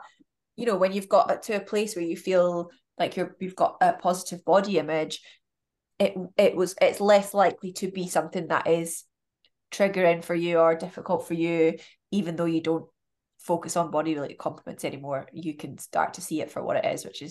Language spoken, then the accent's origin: English; United Kingdom; we're British